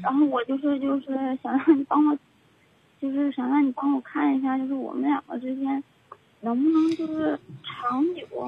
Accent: Northeast China, China; now in Japan; 我家是东北的

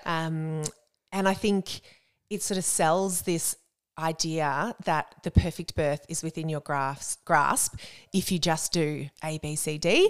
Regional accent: Warrnambool, Victoria, Australia; moved away as an adult; also born or lived in Melbourne; now in Geelong, Australia; grew up down in Warrnambool a couple of hours down the highway

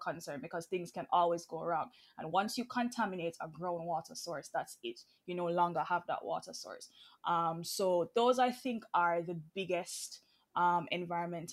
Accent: Manchester Parish, Jamaica; I would have grown up in a mining community. I'm from Manchester. Both of my parents would have worked at the bauxite company

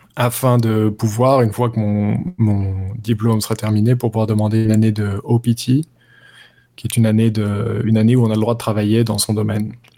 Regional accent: Paris, Île-de-France, France; moved away as an adult; now in New York, United States; je viens de Paris, Bastille, et je vis à New York, à Brooklyn, depuis maintenant six ans

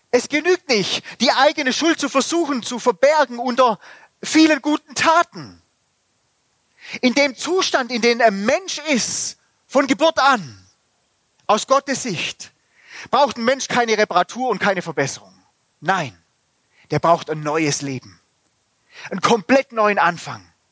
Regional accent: Germany; bei uns in Deutschland

